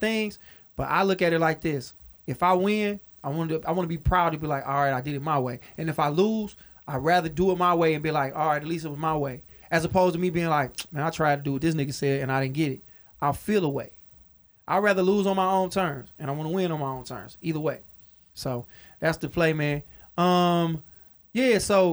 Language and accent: English; Detroit, Michigan, United States; I'm a nigga from Detroit